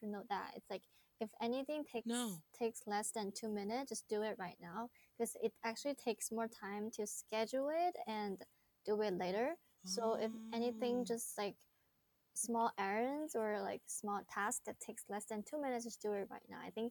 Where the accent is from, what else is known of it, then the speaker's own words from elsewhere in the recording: Wuhan, Hubei, China; English is a second language; moved away as an adult; also born or lived in Los Angeles, United States; I was born and raised in Wuhan, China, which I am currently living in Wuhan right now.